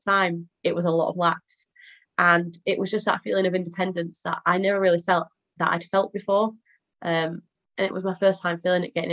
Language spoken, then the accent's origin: English; Halifax, Yorkshire and the Humber, United Kingdom; I'm from Halifax in Yorkshire.